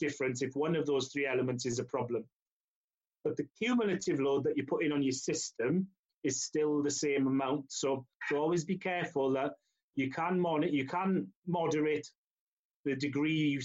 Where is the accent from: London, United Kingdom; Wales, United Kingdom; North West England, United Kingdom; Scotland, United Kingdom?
Wales, United Kingdom; Llanelli; I'm born and bred in Llanelli